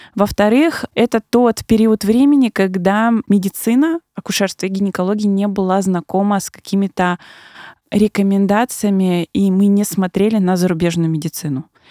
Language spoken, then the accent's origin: Russian; Siberia, Russia; moved away as an adult; now in Moscow, Russia; человек, который недавно переехал в Москву, я сама из Сибири